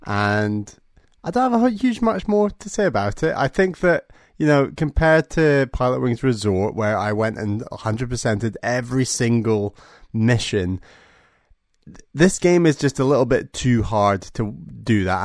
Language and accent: English; United Kingdom; as a Brit